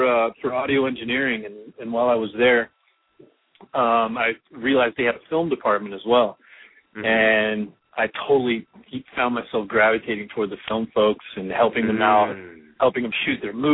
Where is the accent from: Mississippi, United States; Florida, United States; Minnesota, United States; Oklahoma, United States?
Florida, United States; Orlando; I'm from Orlando